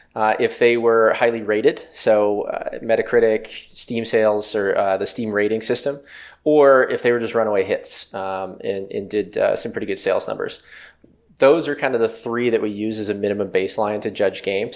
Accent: West Virginia, United States; I grew up in West Virginia, um, a small town outside of Pittsburgh

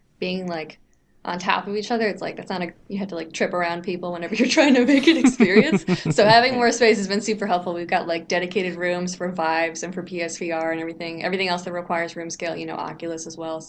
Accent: United States; moved away as an adult; also born or lived in New York; now in Vancouver, Canada; I'm all the way over in New York. I'm an American.

